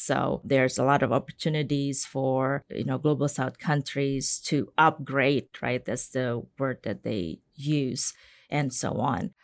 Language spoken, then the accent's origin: English; Indonesia; now in United States; I'm from Indonesia.